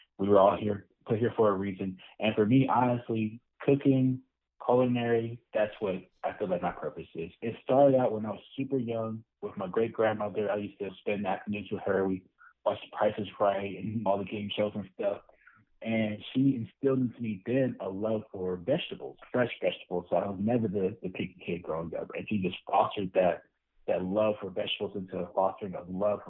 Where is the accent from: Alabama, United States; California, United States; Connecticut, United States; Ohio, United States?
Alabama, United States; Mobile; moved away as an adult; also born or lived in Montgomery, Alabama; now in Birmingham, United States; I am from Mobile. Representing 251, proud Mobile native